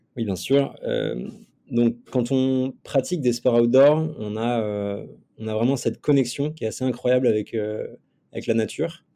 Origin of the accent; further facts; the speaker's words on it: Nantes, Pays de la Loire, France; je viens de Nantes à la base et, euh, j'ai un parcours un peu euh, particulier pour quelqu'un qui est dans l'entrepreneuriat puisque j'étais euh, sportif de niveau toute ma jeunesse. Donc, euh, donc y a pas mal de, j'ai vécu pas mal d'aventures entre mes, euh, mes 6 ans et mes 23 ans. En fait, je suis né à Nantes